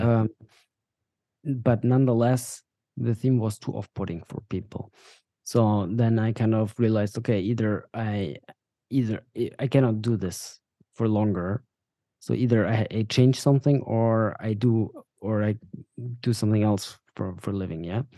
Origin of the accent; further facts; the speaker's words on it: Bavaria, Germany; also born or lived in Dubai; now in Berlin, Germany; we moved to Germany when I was five years old, to Bavaria, to the south of Germany